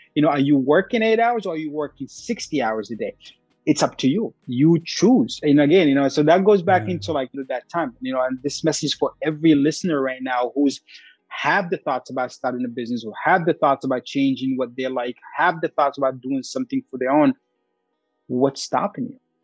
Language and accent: English; Sudan; now in United States; I'm very proud to be Sudanese. I walk around talking it. I don't, I don't walk, I mean, I walk around with my specific accent